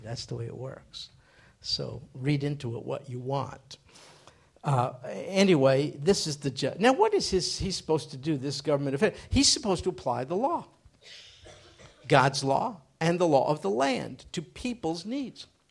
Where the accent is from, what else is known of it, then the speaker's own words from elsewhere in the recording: United States; I grew up in America.